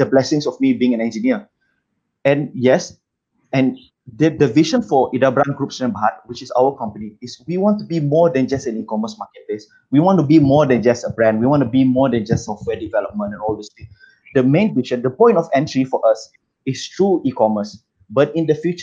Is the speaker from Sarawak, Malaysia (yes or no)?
yes; Sarawak, Malaysia; moved away as an adult; now in Kuala Lumpur, Malaysia; Saya merupakan anak jati Sarawak